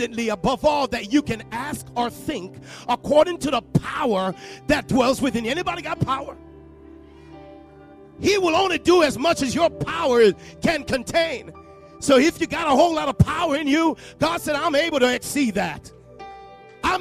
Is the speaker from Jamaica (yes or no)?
yes; Jamaica; accent: Jamaican; moved away; you might hear a little Jamaican in my voice because I'm from Jamaica.